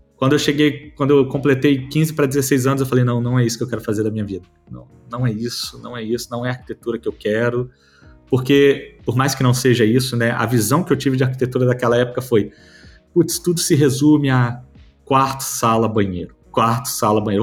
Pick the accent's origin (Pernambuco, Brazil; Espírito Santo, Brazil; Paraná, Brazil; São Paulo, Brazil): Espírito Santo, Brazil; Vitória; eu sou de Vitória, no Espírito Santo